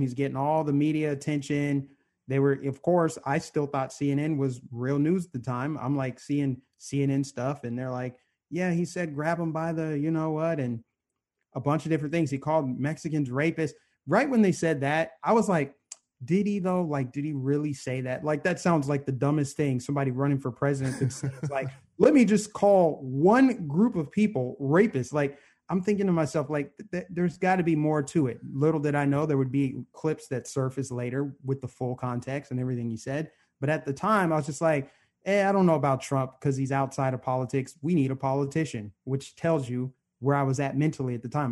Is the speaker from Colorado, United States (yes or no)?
yes; Aurora, Colorado, United States; I grew up in suburban Denver, Aurora, Colorado, to be exact